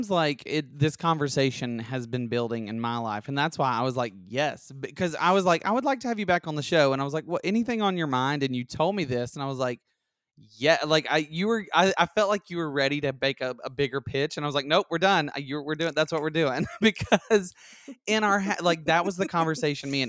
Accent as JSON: {"language": "English", "region": "Alabama", "country": "United States", "tie": "born or raised there", "said": "But I was from I grew up in Alabama"}